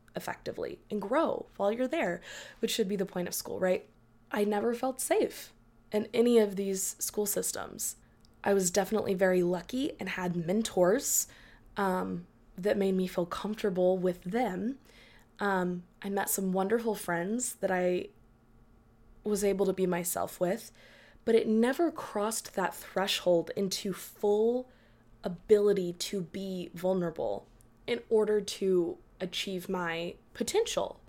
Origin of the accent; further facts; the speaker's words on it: Dallas, Texas, United States; being born and raised in Dallas